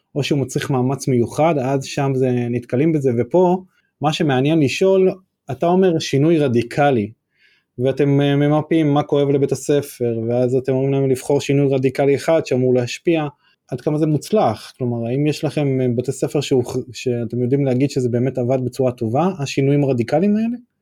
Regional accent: Northern District, Israel; בתור צפוני

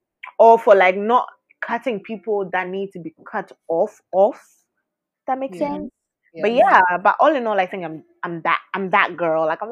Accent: Ghana; we're from Ghana

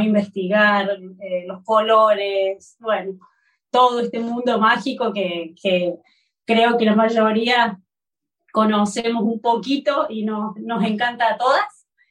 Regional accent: Córdoba, Argentina; moved away as an adult; now in Barcelona, Spain; soy de Córdoba

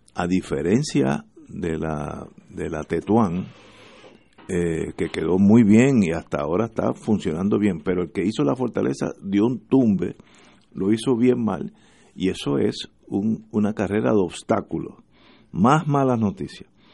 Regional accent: Puerto Rico; como los puertorriqueños

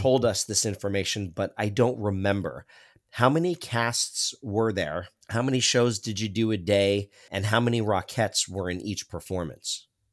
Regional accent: South Florida, United States; I was born and raised in South Florida

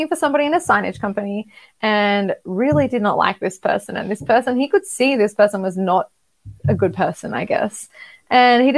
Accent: Australia; I'm from Australia

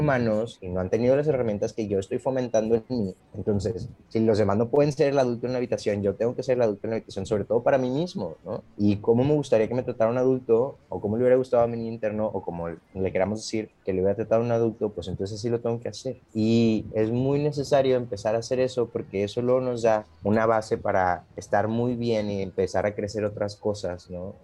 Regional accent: Monterrey, Nuevo León, Mexico; moved away as an adult; now in Playa del Carmen, Mexico; ahorita vivo en Playa del Carmen, pero regreso muchas veces a, mi tierra natal, que es allá la Sultana

